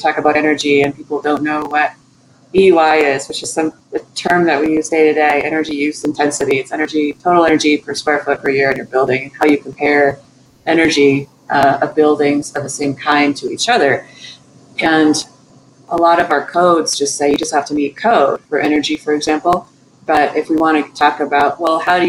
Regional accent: Orinda, California, United States; also born or lived in Berkeley, California; I grew up in Northern California in the hills in Berkeley, and before moving to Orinda

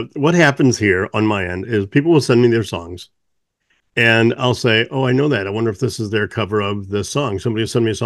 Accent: Missouri, United States; moved away; I'm from Missouri originally, and that's how I was taught in grade school.

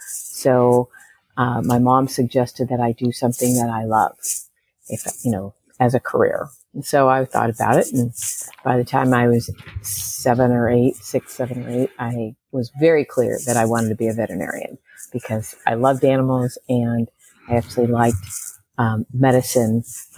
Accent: California, United States; also born or lived in Chicago / St. Louis; So I grew up in a lot of different places. Well, actually, three. My dad was he was an aerospace engineer. So we moved around from Chicago area, St. Louis area, and Southern California.

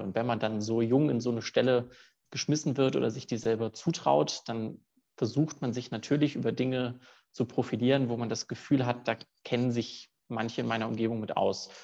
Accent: Cologne, North Rhine-Westphalia, Germany; moved away as an adult; now in Zurich, Switzerland; Habe dann einige Praktika in meiner Heimatstadt in Köln gemacht

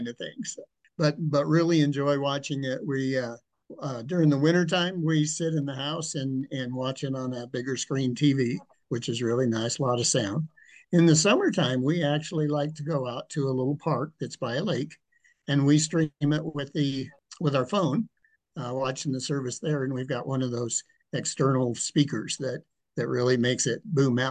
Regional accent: Cheyenne, Wyoming, United States; also born or lived in Nebraska / Wellington, Colorado; I grew up here in Cheyenne, Wyoming. Was born in Nebraska.

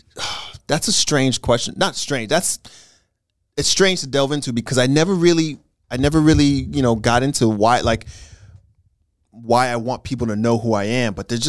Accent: Alaska, United States; born there; I was born in Alaska. Did you know that?

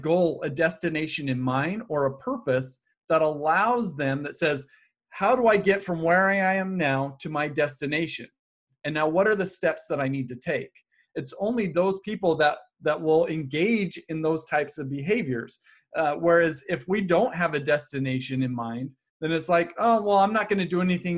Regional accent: Happy Valley, Utah, United States; I grew up in Happy Valley, Utah

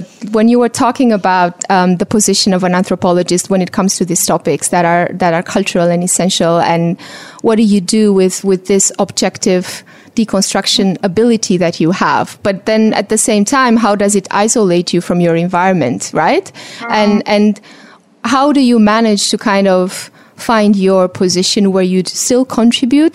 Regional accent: Romania; moved away; I come originally from Eastern Europe, from Romania

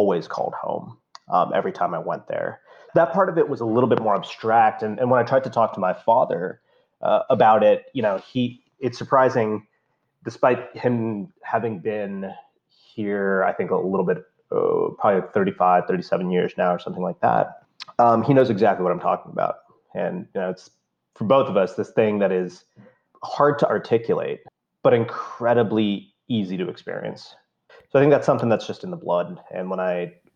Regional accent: India; now in United States; growing up in India

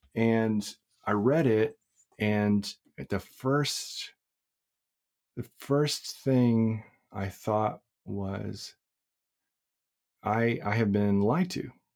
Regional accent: Crowley, Texas, United States; I grew up in Crowley, which is a non-diverse town in, uh, in, uh, South Fort Worth

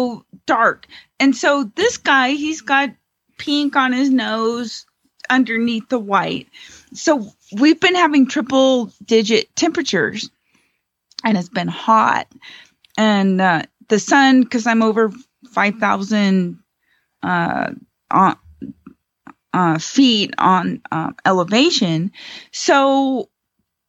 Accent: Southern California, United States; now in Gardnerville, United States; I grew up in Southern California

